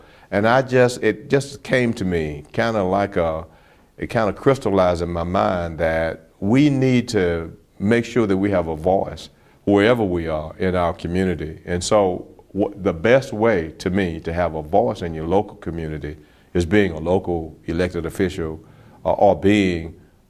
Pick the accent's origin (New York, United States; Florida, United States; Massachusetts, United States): Florida, United States; Bartow; I'm from Bartow, Florida.